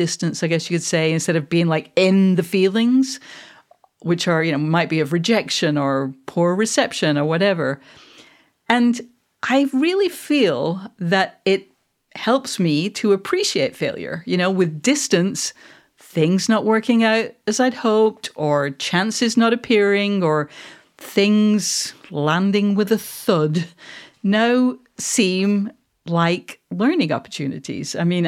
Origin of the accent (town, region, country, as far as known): Manchester, North West England, United Kingdom